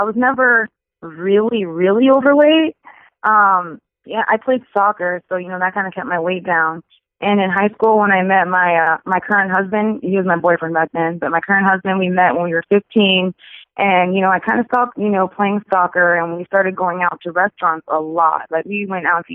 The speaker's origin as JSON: {"language": "English", "town": "Charleston", "region": "South Carolina", "country": "United States", "tie": "born or raised there", "said": "I was born and raised in Charleston, South Carolina."}